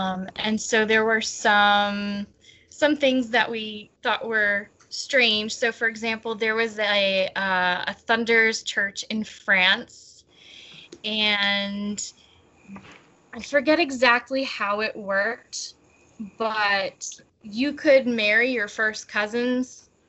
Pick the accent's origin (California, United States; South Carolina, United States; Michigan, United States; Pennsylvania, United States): Pennsylvania, United States; I came from Pennsylvania to Tucson to see my boyfriend